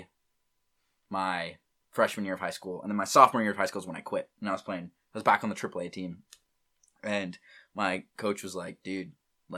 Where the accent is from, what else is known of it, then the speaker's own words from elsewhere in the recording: Morgan Hill, California, United States; also born or lived in San Jose, California; I was born in San Jose, California. And we actually have lived in the same house my whole life. Morgan Hill, California